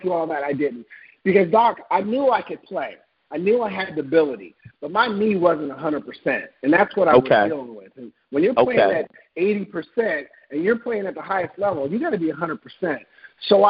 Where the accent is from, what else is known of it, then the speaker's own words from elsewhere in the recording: Portland, Oregon, United States; I'm originally from Portland, Oregon